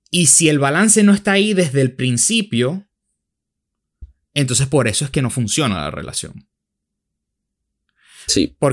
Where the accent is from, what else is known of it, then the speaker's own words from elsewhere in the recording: Spain; born there; pero tú naciste en el Amazonas y yo nací en España.